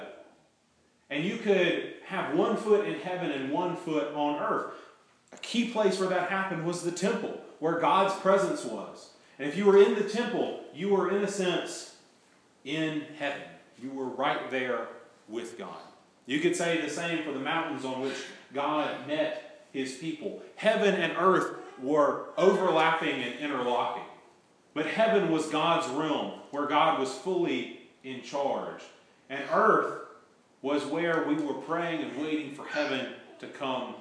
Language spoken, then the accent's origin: English; United States; I'm an American